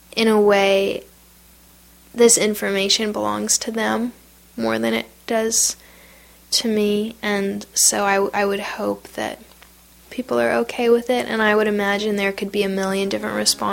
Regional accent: United States; I am not an Iraqi, I'm an American.

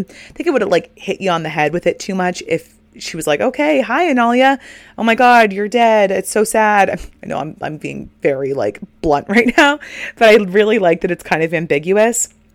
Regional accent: Northeast, United States; we're all from the Northeast

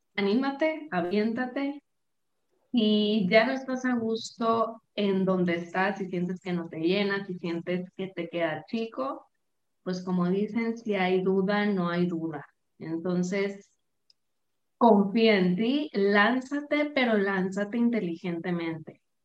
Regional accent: Sinaloa, Mexico; moved away as an adult; now in Guadalajara, Mexico; yo soy de Sinaloa, pero vivo ahorita en Guadalajara, ya tengo más de dos años aquí.

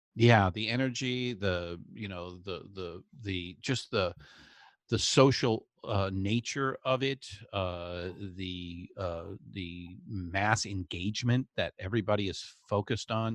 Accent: Southern California, United States; growing up in Southern California

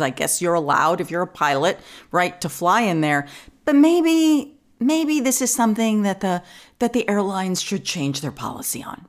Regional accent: New York, United States; born or raised there; accent: New York

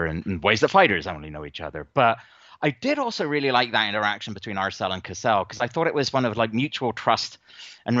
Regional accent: England, United Kingdom; I grew up in England, and that country in the late 1970s and early 1980s was at times a pretty horrendous place to be

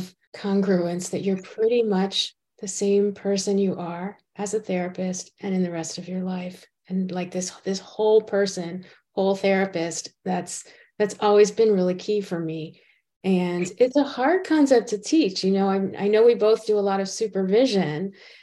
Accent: Maine, United States; And a fellow Mainer. So in the house, we're both from Maine

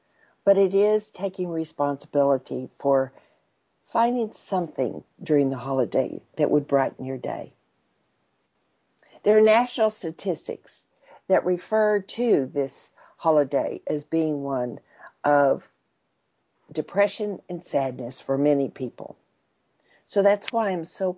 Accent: Texas, United States; for a Texan

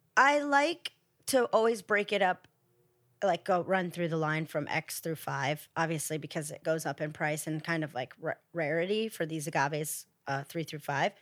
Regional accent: Ohio, United States; now in Los Angeles, United States; I'm from Ohio originally

